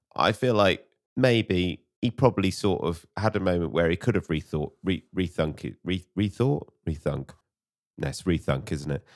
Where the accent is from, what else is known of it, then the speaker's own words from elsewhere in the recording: United Kingdom; as British people